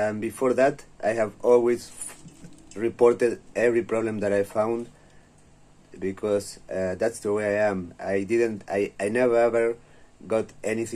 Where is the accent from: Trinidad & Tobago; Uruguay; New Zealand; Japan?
Uruguay; I'm from Uruguay, and I am the first information security professional that was sent to prison in my country